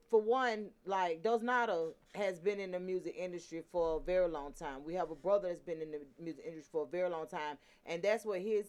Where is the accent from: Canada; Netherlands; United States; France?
United States; Atlanta, Georgia; all of us born and raised in Atlanta, on the west side of Atlanta.